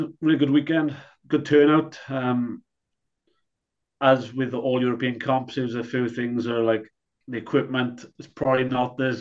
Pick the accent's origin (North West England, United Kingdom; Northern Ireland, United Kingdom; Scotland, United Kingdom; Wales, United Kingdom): Wales, United Kingdom; I'm from Wales.